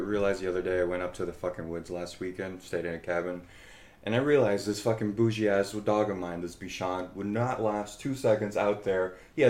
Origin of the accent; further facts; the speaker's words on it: New York City, New York, United States; also born or lived in Poughkeepsie, New York; And now the majority has teetered back into living in the city more. So I can say, city raised here, from the city.